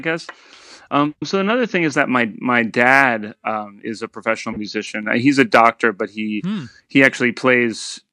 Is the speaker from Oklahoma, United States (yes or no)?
no; Silver Spring, Maryland, United States; now in New York, United States; I'm from uh, a town called Silver Spring, Maryland, which mm-hmm. is just north of uh, Washington D.C. Um, and grew up there